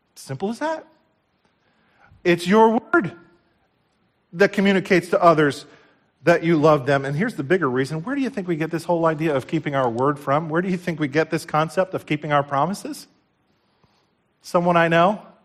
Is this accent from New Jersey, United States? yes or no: yes; New Jersey, United States; we're from New Jersey